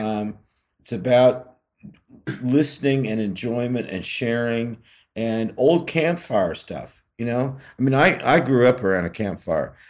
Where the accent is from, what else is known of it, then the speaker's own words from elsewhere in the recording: California, United States; I grew up in California